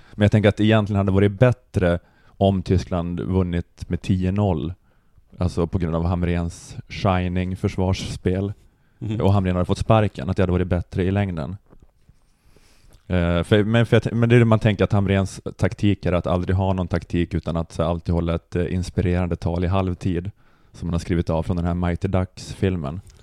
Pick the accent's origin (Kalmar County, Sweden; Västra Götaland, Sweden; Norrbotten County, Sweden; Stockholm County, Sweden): Norrbotten County, Sweden; Luleå; jag är ju uppvuxen i Luleå